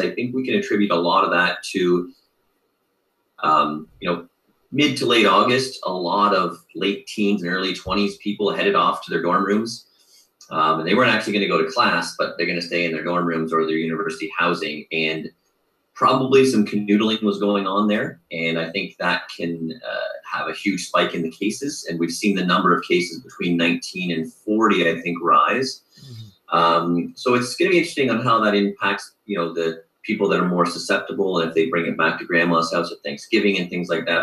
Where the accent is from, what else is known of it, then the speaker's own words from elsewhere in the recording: Mississauga, Ontario, Canada; also born or lived in Tokyo, Japan; having moved here from Tokyo, Japan, uh, but yeah. growing up in Mississauga